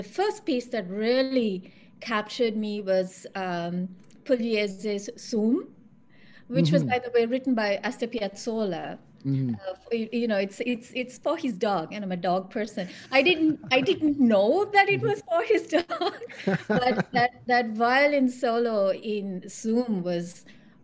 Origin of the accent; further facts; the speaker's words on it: Sri Lanka; now in Toronto, Canada; I'm from Sri Lanka